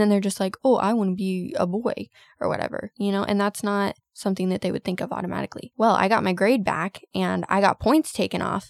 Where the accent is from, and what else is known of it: United States